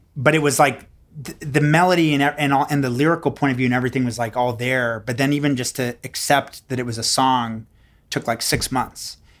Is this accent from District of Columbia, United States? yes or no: no; Houston, Texas, United States; moved away as an adult; also born or lived in Montreal; I grew up in Houston